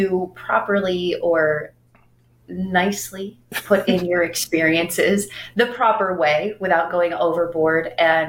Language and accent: English; the South, United States; I grew up in the South